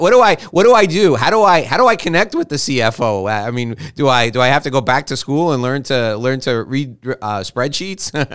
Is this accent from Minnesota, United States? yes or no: no; New York, United States; I was born and raised in New York